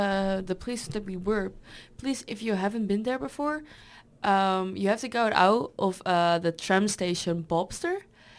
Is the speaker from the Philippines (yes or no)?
no; Netherlands; English is a second language; now in Germany; Like the accent and everything. Yeah. Because you really hear that I'm from the Netherlands